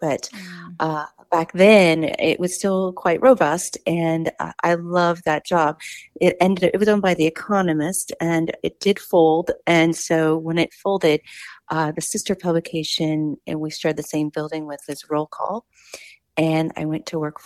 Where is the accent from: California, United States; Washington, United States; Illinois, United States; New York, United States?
California, United States; Los Angeles; moved away; I was from Los Angeles